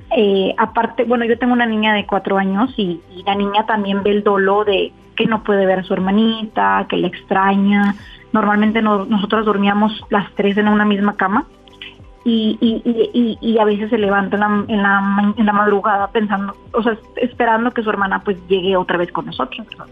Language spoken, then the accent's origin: Spanish; United States; now in Mexico; yo soy americana y mi hija también somos americanas